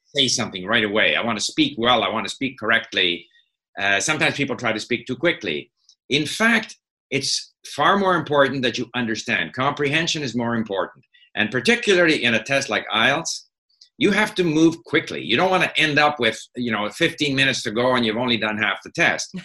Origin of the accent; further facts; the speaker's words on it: Montreal, Quebec, Canada; moved away as an adult; also born or lived in France / Hong Kong; I grew up in Montreal at a time when Montreal was very much a divided city: English-speaking Montreal, ah. French-speaking Montreal